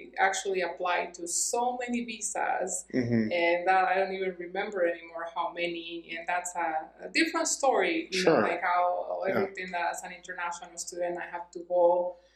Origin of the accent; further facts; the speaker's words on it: Cuernavaca, Morelos, Mexico; English is a second language; moved away as an adult; now in Albuquerque, United States; And I was born and raised in Cuernavaca, Morelos, in Mexico, close to Mexico City.